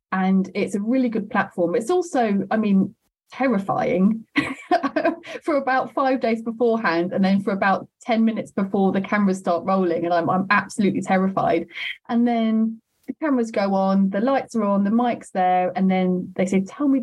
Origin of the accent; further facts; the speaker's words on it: London, United Kingdom; I am from South London and London is my home